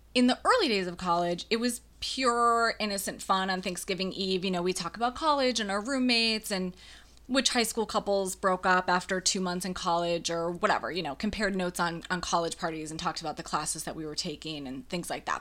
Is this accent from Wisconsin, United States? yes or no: yes; about half an hour from La Crosse, Western Wisconsin, United States; I went to college only ha-, about half an hour away from my hometown. So I went to college in La Crosse, Wisconsin for my Western Wisconsin people